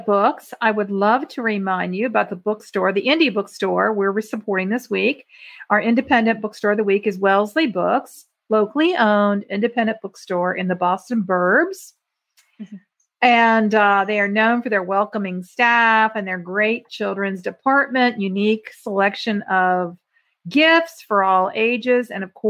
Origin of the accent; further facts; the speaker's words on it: Ireland; Okay, so we have a few, which I'm Irish, so.